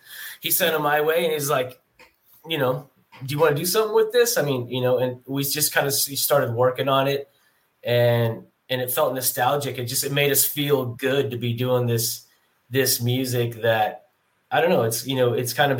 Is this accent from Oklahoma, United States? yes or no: yes; Tulsa, Oklahoma, United States; now in Portland, United States; I grew up in Tulsa